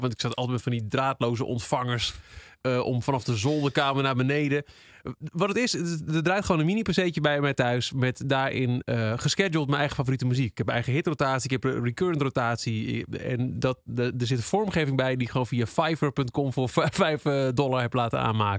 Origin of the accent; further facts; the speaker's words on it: Twente, Overijssel, Netherlands; we komen allebei uit Twente